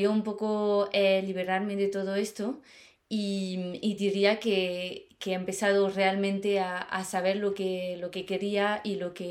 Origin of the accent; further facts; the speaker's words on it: Paris, Île-de-France, France; Spanish is a second language; moved away as an adult; also born or lived in Germany; now in Madrid, Spain; eh, como lo has dicho, soy de, Francia, em, he nacido en París, y he crecido en, París.